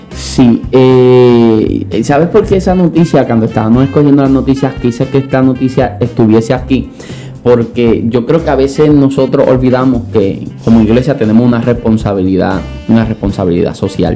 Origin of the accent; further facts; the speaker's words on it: Santa Isabel, Puerto Rico; also born or lived in Añasco; ya mi mamá y nosotros no nos queríamos volver a mudar porque en Santa Isabel habíamos echado raíces, ya estábamos un poquito más grandecitos